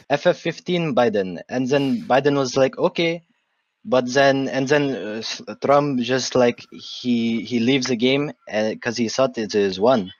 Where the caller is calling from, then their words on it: Baghdad, Baghdad Governorate, Iraq; English is a second language; Uh, Baghdad, Iraq.